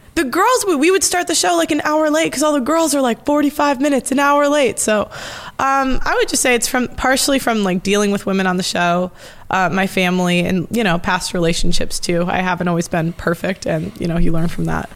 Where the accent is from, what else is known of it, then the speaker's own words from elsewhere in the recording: United States; I'm American